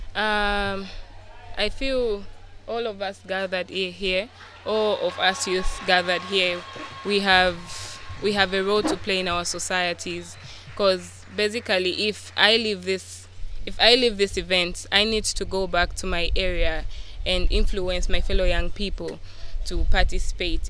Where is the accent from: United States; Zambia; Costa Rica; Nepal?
Zambia; Lusaka, Lusaka Province; I'm from Lusaka.